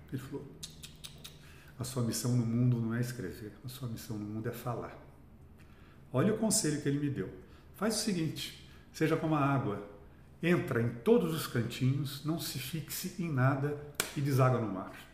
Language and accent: Portuguese; Cambuquira, Minas Gerais, Brazil; now in São Paulo, Brazil; eu, nasci em Cambuquira